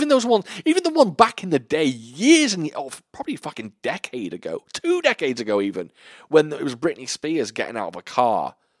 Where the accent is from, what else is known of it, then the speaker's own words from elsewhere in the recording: United Kingdom; Even though I'm a British gentleman, panties now in my head, they feel a little more sexy than knickers.